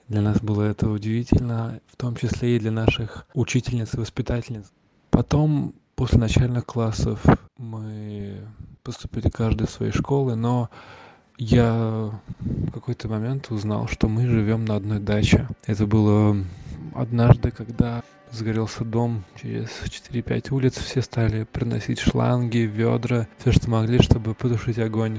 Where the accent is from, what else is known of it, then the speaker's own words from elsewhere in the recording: Volgograd, Volgograd Oblast, Russia; я из Волгограда у нас до сих пор часто можно найти эхо войны